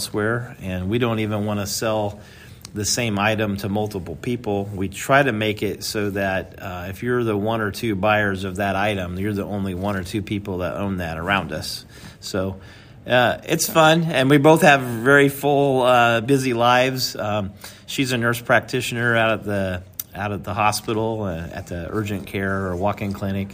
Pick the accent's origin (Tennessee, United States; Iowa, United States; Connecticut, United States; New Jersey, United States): Iowa, United States; Fairfield; I'm born and raised right here. I always say I was born in the Golden Triangle between Fairfield, Mount Pleasant, and Washington